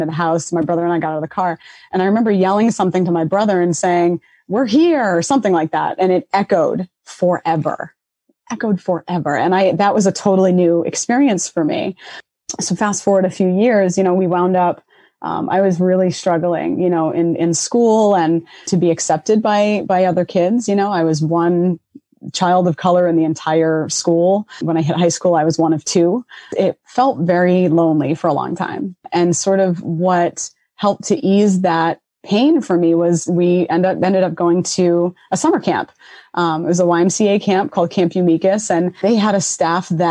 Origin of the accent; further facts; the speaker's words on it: Boston, Massachusetts, United States; moved away; also born or lived in Middleborough, Massachusetts; So I'm originally from Roxbury, Boston, which in the 80s was a very hard up community. You know, my brother and I grew up city kid life, you know, for a good portion of my life.